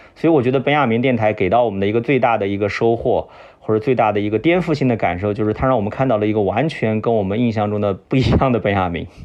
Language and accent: Chinese; China; 我们中国人